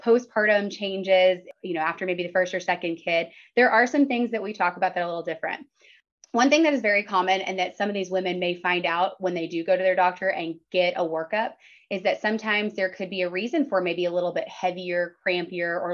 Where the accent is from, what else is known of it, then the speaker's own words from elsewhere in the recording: Dallas, Texas, United States; moved away as an adult; now in Lubbock, United States; I'm originally from the Dallas area, but I came out here for Texas Tech for undergrad